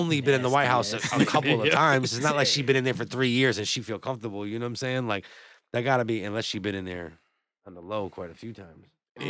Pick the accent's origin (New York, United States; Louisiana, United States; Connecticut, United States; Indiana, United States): Connecticut, United States; Southington; I'm from Southington.